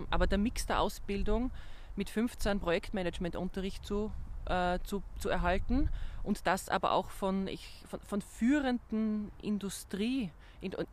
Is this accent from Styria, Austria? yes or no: yes; Graz, Styria, Austria; moved away as an adult; now in Vienna, Austria; Ich meine, als gebürtige Grazerin war natürlich der erste Aspekt zu überlegen, in der Heimat zu bleiben.